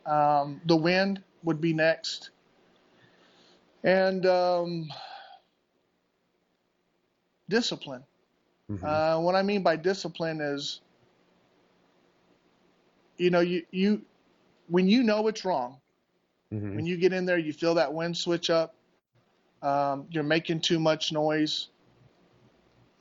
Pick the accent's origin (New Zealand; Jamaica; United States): United States; Southern Arizona; moved away as an adult; I grew up down here